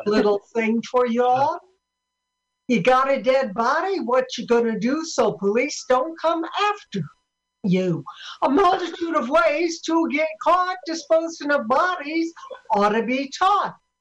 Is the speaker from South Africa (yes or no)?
no; Sioux City, Iowa, United States; I'm from Sioux City, Iowa